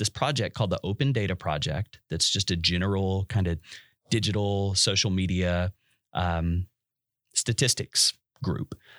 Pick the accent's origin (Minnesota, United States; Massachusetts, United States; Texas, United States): Texas, United States; West; I'm from West Texas